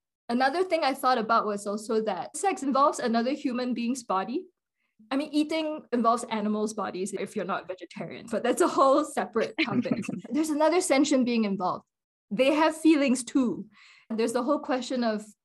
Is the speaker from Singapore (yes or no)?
yes; Singapore; moved away as an adult; also born or lived in Princeton, United States / Shravasti Abbey, United States; now in United States; I was born and raised in Singapore